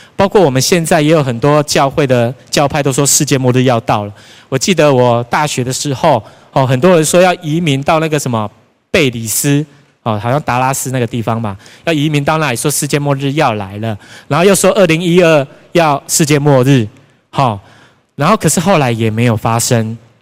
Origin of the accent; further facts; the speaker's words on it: Tainan, Taiwan; 我本身是台南人，从小住在永康，所以那一间大楼就在我家的附近而已